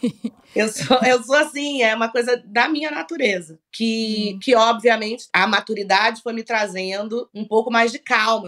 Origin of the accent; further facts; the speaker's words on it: Rio de Janeiro, Brazil; also born or lived in Salvador, Bahia; Eu me sou uma, uma soteropolitana, me sinto, sou nascida no Rio, mas me sinto baiana